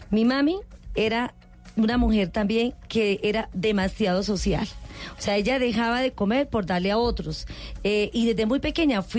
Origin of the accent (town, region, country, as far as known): Socorro, Santander, Colombia